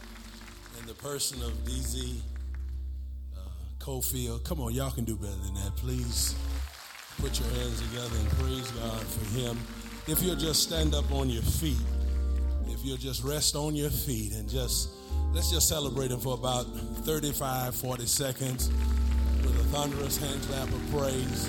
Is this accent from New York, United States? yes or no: yes; New York, United States; moved away; I grew up in the Jacob Riis housing projects.